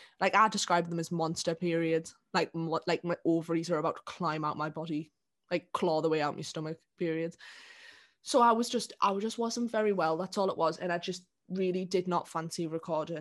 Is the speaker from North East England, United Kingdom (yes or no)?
yes; South Shields, North East England, United Kingdom; now in Sunderland, United Kingdom; I'm from here. So I don't know, well, I'm from Shields.